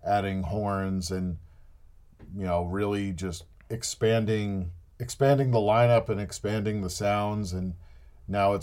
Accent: New Jersey, United States; I grew up in New Jersey, which meant that we had easy access to the city

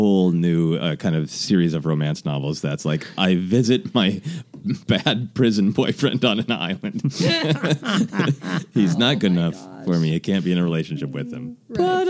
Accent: Midwest, United States; moved away; I'm from the Midwest.

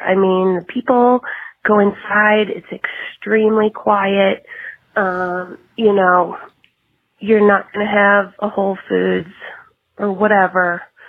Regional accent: Sudbury, Massachusetts, United States; I'm from Sudbury, Massachusetts.

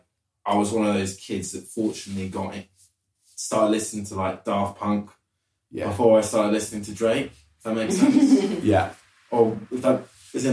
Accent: London, United Kingdom; also born or lived in Bath; I was born in Bath and then moved to London when I was 3.5.

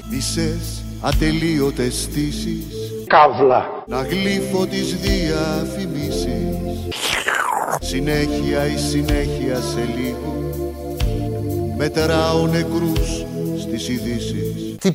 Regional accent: Koropi, Attica, Greece; από το Κοροπή.

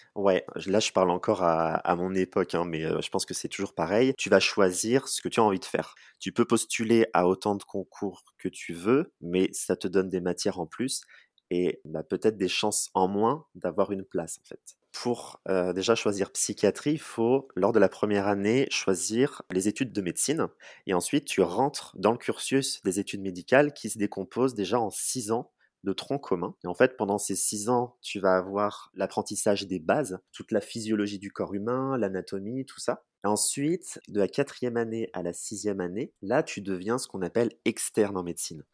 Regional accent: Charente-Maritime, Nouvelle-Aquitaine, France; moved away as an adult; also born or lived in Bordeaux; now in Poitiers, France; Moi, je suis originaire de Charente-Maritime

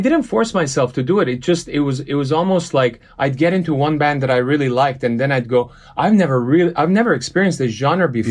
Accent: Los Angeles, California, United States; first language Armenian; English is a second language; also born or lived in Beirut, Lebanon; I was born in Lebanon. I was born in Beirut. Uh, seven years old, we migrated to L A when the Lebanese, uh, Lebanese Civil War started. Grew up in Los Angeles

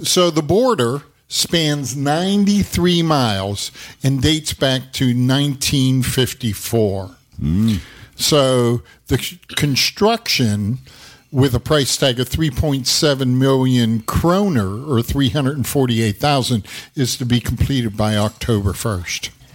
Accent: Bethel Park, Pennsylvania, United States; right by where I grew up in Bethel

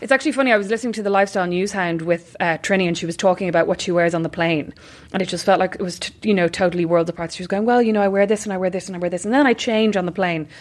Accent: Ireland; we're Irish

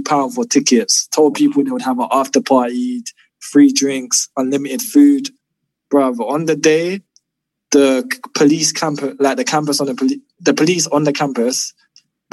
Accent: London, United Kingdom; I'm from Southeast London

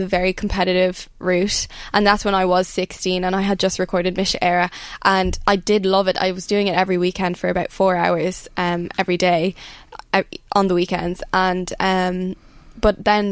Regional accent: Rathcarran, Ireland; growing up in Rathcarn

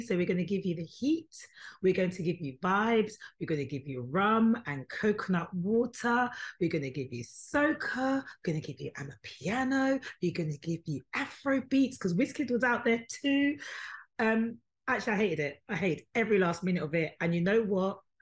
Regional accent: United Kingdom; It doesn't matter that I was born here. Yes, I was born here. Yes, I am British.

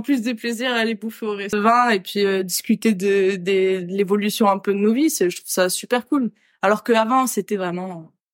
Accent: France; moved away as an adult; now in Australia; si je devais revenir en France, euh, je je pourrais pas revenir là où j'ai grandi

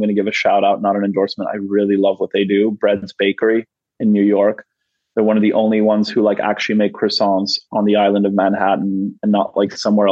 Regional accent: Canada; now in United States; growing up in Canada

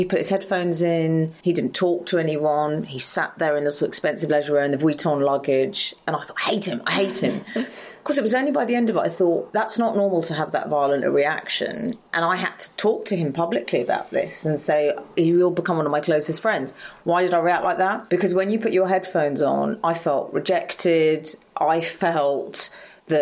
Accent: London, United Kingdom; I grew up in Highgate in North London

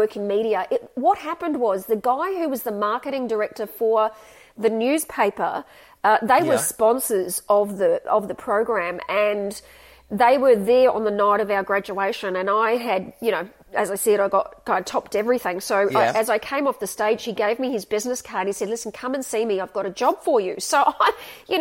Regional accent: Gold Coast, Queensland, Australia; also born or lived in Sydney, New South Wales; we moved to Queensland and I went to school up there.

